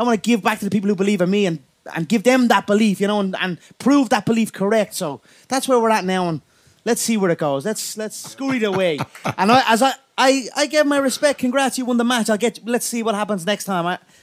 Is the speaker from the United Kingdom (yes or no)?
no; Dublin, Leinster, Ireland; I come from a place, Dublin 12. It is a hard-working town, a small little suburb